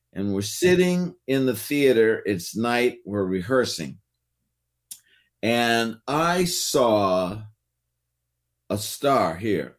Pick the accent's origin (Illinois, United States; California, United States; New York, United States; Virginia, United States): California, United States; Oakland; growing up in the Bay Area